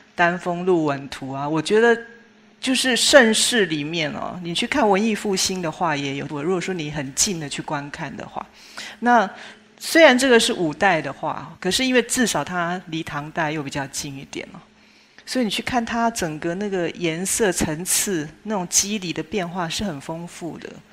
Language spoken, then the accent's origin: Chinese; Chiayi, Taiwan; 我自己是出生在一九六零年代，相对那是一个物质比较匮乏的年代哦。我出生的地点是台湾嘉义